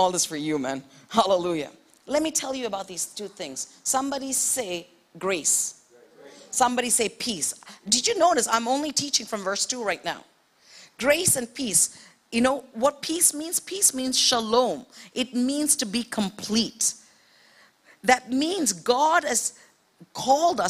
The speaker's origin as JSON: {"language": "English", "country": "India", "tie": "born or raised there", "also_born_or_lived": "Middle East", "moved": "yes", "said": "I grew up in India."}